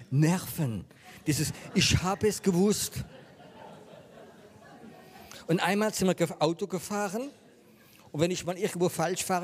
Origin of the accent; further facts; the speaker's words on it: France; German is a second language; Ich wollte ein christlicher Camping machen in Frankreich und das war mir so wichtig. Ähm, ich bin Franzose